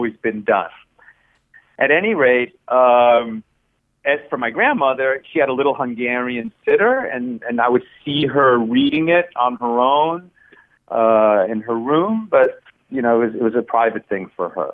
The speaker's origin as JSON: {"language": "English", "region": "the New York area", "country": "United States", "tie": "born or raised there", "also_born_or_lived": "Chile", "first_language": "Spanish", "second_language": "English"}